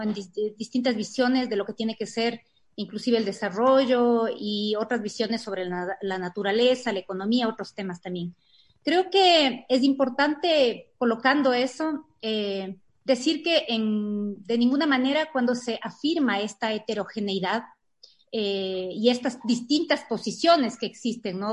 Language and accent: Spanish; Ecuador; como ecuatorianos y ecuatorianas